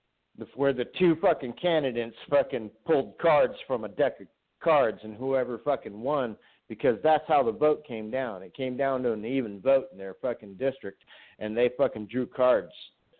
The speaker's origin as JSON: {"language": "English", "region": "Nevada", "country": "United States", "tie": "born or raised there", "said": "I'm from Nevada. I grew up there. I traveled back and forth, but I always returned to Nevada, and I'm born and raised."}